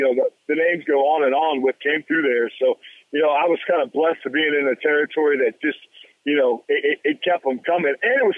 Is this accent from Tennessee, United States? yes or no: yes; Memphis, Tennessee, United States; growing up in Memphis